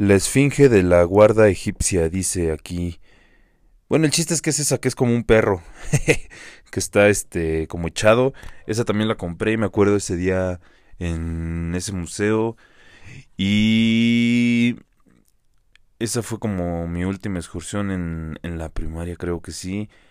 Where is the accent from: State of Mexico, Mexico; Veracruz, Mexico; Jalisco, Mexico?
State of Mexico, Mexico; Metepec; los que somos de aquí de Metepec, del Estado de México, de Toluca